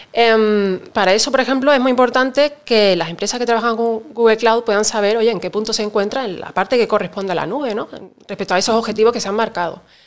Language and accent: Spanish; Seville, Andalusia, Spain; cuando yo estudié ingeniería informática en mi tierra natal, en Sevilla